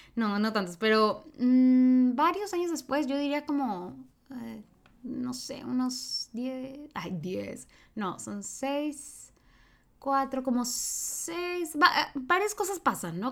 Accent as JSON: {"language": "Spanish", "country": "Mexico", "said": "yo hablo desde el ser mexicana"}